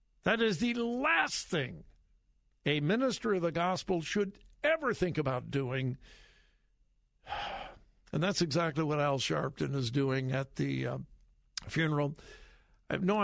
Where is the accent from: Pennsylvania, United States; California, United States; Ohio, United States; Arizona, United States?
California, United States; Compton; I grew up in Compton, California